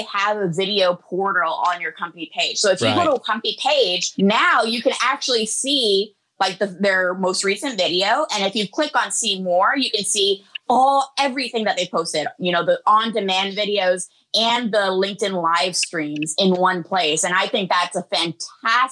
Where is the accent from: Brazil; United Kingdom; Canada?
Canada; I'm Canadian